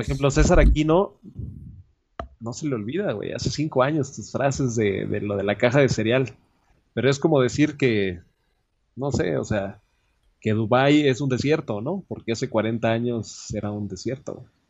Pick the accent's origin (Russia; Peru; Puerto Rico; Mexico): Mexico; Yo soy de México